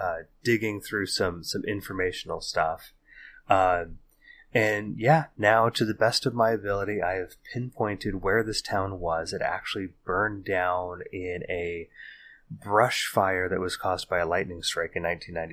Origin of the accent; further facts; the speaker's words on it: California, United States; we wander back through the hazy halls of our memories growing up in the Bay Area in the 80s and the 90s